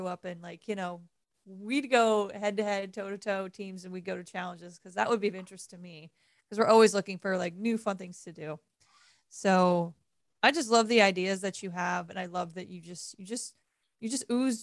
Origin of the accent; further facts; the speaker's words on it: Ohio, United States; I grew up in Ohio